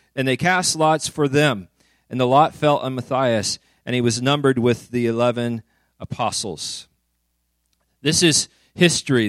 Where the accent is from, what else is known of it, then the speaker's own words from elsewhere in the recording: Woodland, California, United States; moved away; also born or lived in Redding; I grew up in Woodland, so I was a flatlander